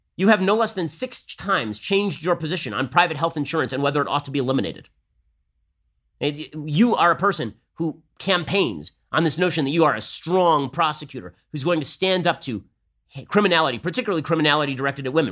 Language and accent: English; California, United States; I'm from California.